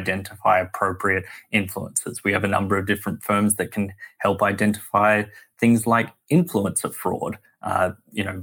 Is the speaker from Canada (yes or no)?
no; Sydney, New South Wales, Australia; moved away as an adult; now in United States; Sydney, Australia, where I'm from, as my accent belies